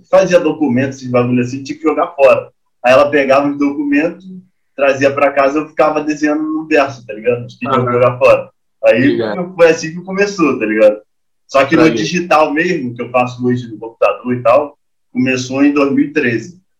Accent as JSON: {"language": "Portuguese", "country": "Brazil", "said": "Eu sou brasileiro, tá ligado?"}